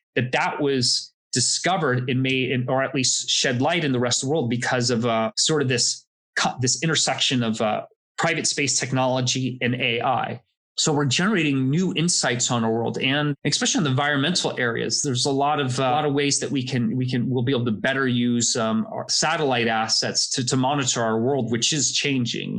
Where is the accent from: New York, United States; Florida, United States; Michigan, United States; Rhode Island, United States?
Florida, United States; I grew up in Florida